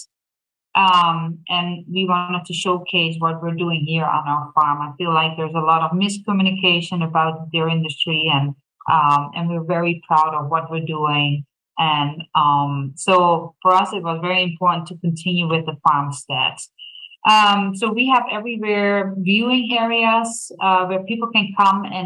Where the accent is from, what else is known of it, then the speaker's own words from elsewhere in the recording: Netherlands; moved away as an adult; now in Thorp, United States; I was born and raised in a tiny little country in Europe called Holland, the Netherlands.